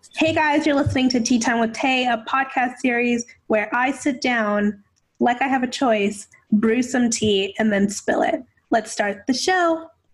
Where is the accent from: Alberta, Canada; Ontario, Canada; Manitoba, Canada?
Ontario, Canada; Toronto; I'm 29 from Toronto, Ontario